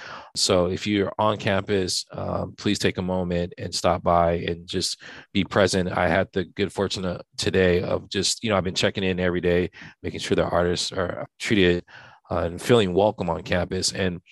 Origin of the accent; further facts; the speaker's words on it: Santa Barbara, California, United States; I'm from Santa Barbara